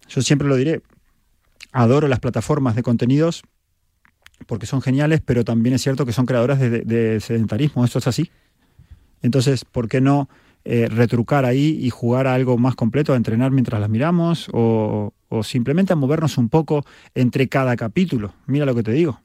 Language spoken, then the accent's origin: Spanish; Argentina; soy argentino